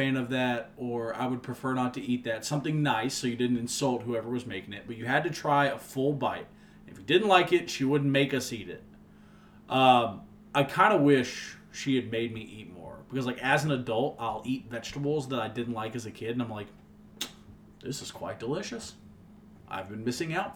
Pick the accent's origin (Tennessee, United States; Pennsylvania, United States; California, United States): Tennessee, United States; Nashville; We grew up in Hermitage